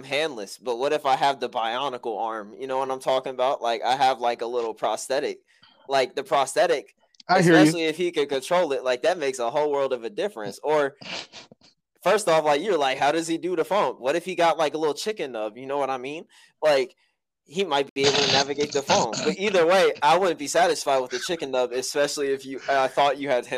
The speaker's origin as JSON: {"language": "English", "country": "United States", "said": "As an American"}